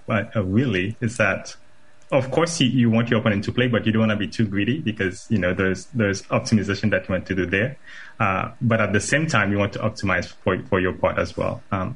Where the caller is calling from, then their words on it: Apopka, Florida, United States; I am joining live from Apopka, Florida, not too far from your studio.